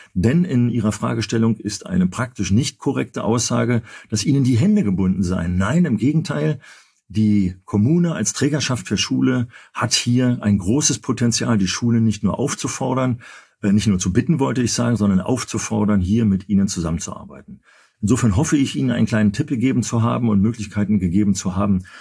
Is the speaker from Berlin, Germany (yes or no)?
yes; Berlin, Germany; als Berliner